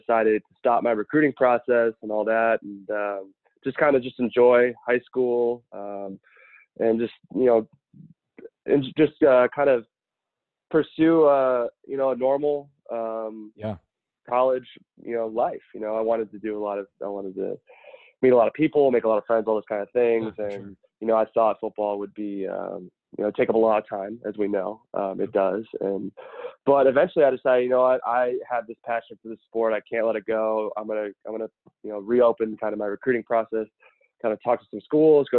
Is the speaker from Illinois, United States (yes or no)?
yes; Geneva, Illinois, United States; also born or lived in Charlotte, North Carolina; I'm from Geneva, Illinois